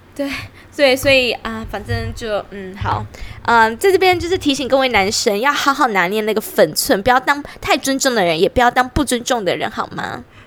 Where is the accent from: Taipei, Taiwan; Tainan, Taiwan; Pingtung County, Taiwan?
Pingtung County, Taiwan; 因为我屏东人嘛